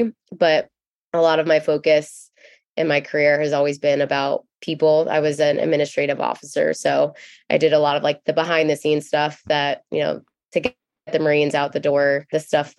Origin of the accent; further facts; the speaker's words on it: Cornwall, New York, United States; I grew up in Cornwall, New York, which is in the Hudson Valley area. So it's about an hour north of New York City. And I went to the Naval Academy. I have a very big military family.